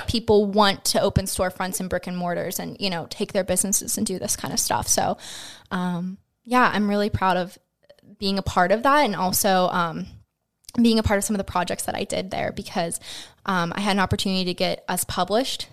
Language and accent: English; Greensburg, Pennsylvania, United States; I'm born and raised from Greensburg, so I was born up in West Moreland Hospital, um, and then I went to Hempfield, K through twelve